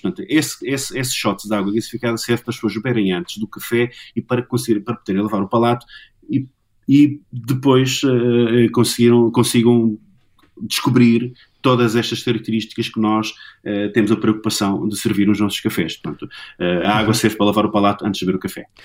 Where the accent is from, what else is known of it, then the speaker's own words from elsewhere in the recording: Angola; moved away; eu nasci em cabine em Angola